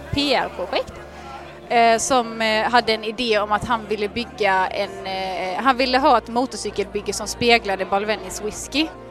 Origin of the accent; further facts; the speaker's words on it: Halmstad, Halland County, Sweden; now in Laholm, Sweden; Jag är född och uppvuxen i Halmstad, bor numera i Laholm